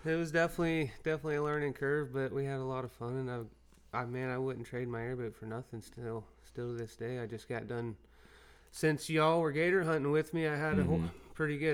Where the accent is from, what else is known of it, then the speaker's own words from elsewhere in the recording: Vero Beach, Florida, United States; I'm from Vero Beach, Florida, and basically born in the outdoors. I've been hunting and stuff with my dad since I was a kid